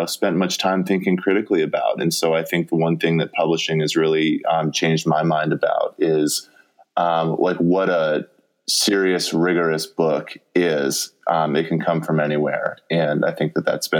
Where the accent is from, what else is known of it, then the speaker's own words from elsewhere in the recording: Colorado, United States; moved away as an adult; also born or lived in New York; now in Minnesota, United States; I'm from Colorado. Right. And so like, we know how to like downhill ski, like I've done that all my life